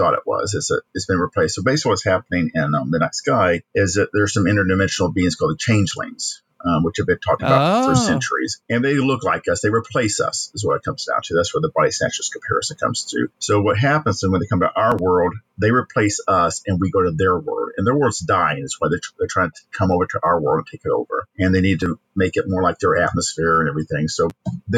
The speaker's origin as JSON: {"language": "English", "town": "Warner Robins", "region": "Georgia", "country": "United States", "tie": "born or raised there", "also_born_or_lived": "Valdosta, Georgia / Michigan", "moved": "as an adult", "said": "I was born in Valdosta, Georgia, but I grew up in Winter Robins, Georgia. So I'm a Georgia boy"}